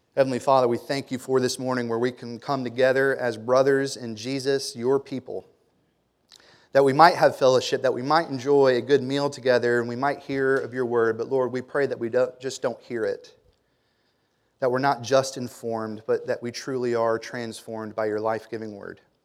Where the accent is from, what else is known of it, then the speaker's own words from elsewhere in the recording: Germantown, Tennessee, United States; I grew up in Germantown